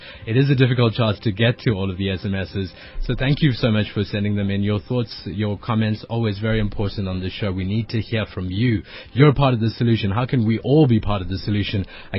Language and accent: English; Durban, KwaZulu-Natal, South Africa; because I'm from Durban and it's cold and I don't like it.